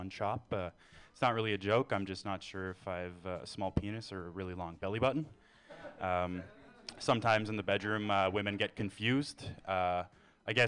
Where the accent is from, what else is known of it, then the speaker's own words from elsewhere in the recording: Canada; moved away as an adult; now in San Francisco Bay Area, United States; I'm from Canada